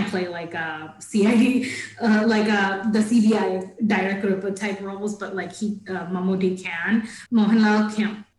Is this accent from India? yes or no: yes; Thiruvananthapuram, Kerala, India; accent: Trivandrum; because I'm from Trivandrum, people have like used that accent with me